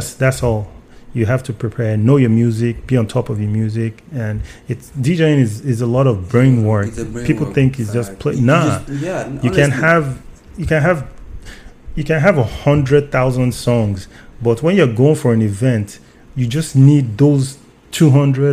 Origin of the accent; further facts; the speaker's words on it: Nigeria; moved away; I'm Nigerian